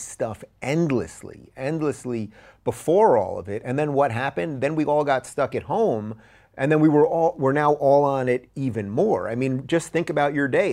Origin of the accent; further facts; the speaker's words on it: New York, United States; I grew up in New York